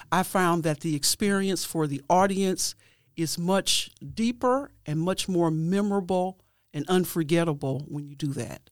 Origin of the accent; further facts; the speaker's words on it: Cleveland, Ohio, United States; I was born and raised in Cleveland, Ohio